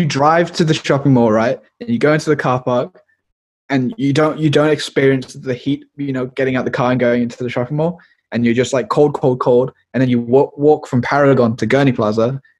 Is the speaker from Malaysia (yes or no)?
yes; Malaysia; It's just like, this is just the, just because I'm like Malaysian Chinese.